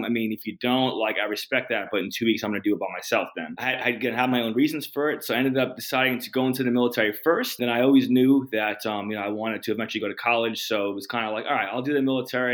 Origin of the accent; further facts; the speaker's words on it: New Jersey, United States; also born or lived in North Carolina / Germany / Oklahoma; So I'm from New Jersey, Northeast. When I was a kid, I did live like in North Carolina for a few, like 5 years, but I was young, moved back. back to New Jersey, went to high school in New Jersey.